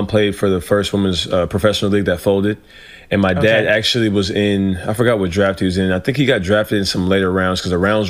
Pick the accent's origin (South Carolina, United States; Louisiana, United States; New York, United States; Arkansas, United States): Louisiana, United States; Ruston; also born or lived in Los Angeles, California; I really started growing up in Louisiana